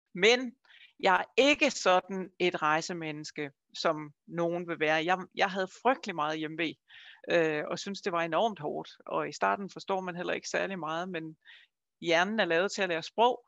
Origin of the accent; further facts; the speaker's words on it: Funen, Southern Denmark, Denmark; Jeg kommer fra Fyn, som I måske kan høre